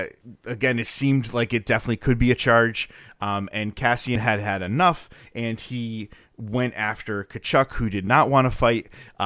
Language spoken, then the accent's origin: English; Northeast, United States; Also, partially, I'm from the Northeast. We talk really fast, and I have to sometimes tell myself to slow down, which is fun.